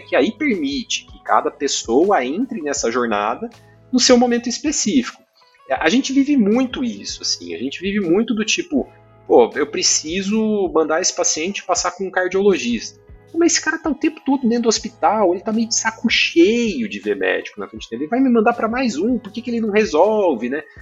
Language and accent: Portuguese; Maringá, Paraná, Brazil; eu sou do, do, interior do Paraná, sou de Maringá, fiz a faculdade lá